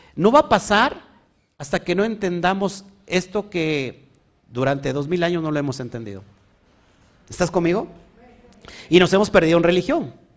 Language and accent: Spanish; Mexico